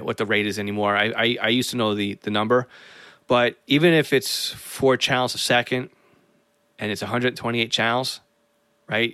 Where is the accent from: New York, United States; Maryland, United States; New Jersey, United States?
New York, United States; North Massapequa; my hometown of North Massapequa